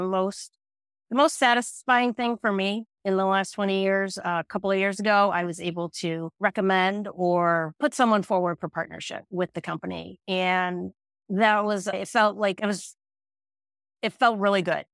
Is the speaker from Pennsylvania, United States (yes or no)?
no; Western New York, United States; moved away as an adult; also born or lived in Boston; I grew up in Western New York